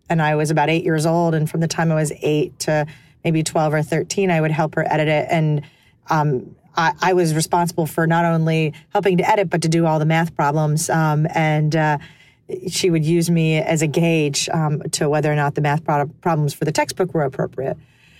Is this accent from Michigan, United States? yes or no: no; Orlando, Florida, United States; also born or lived in Houston, Texas; now in New York, United States; Well, so I was born in Houston, Texas, but I was really raised in Orlando. And it's kind of funny because most people don't imagine that there were people from Orlando. But indeed, I grew up just near Disney World.